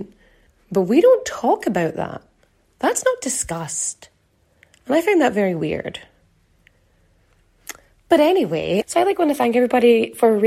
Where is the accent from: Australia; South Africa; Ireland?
Ireland; growing up in Ireland